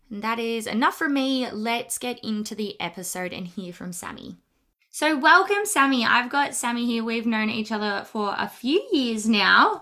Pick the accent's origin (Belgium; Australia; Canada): Australia; Melbourne, Victoria; I'm from Melbourne, Victoria, in Australia